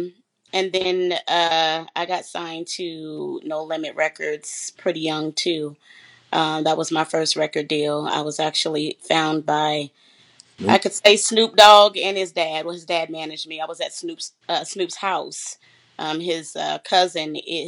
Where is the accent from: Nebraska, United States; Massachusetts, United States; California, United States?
California, United States; San Bernardino; I'm originally from San Bernardino, California